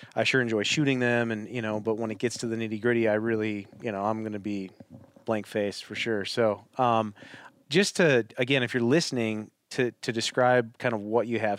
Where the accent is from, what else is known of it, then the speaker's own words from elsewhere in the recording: Wisconsin, United States; I'm from Wisconsin